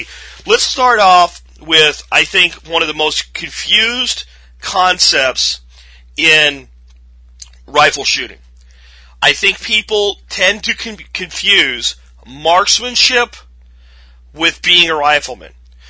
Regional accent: Pennsylvania, United States; now in Texas, United States; It was very foreign to me when I came here from the Northeast, from Pennsylvania. I looked at this and went, you would go to jail so fast in Pennsylvania if you did this.

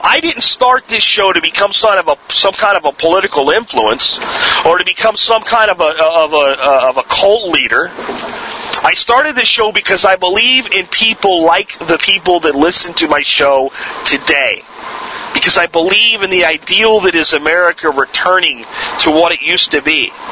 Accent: United States

